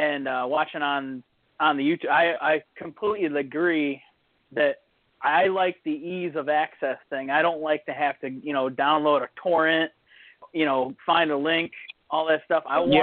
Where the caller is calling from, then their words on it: Toledo, Ohio, United States; Toledo, Ohio.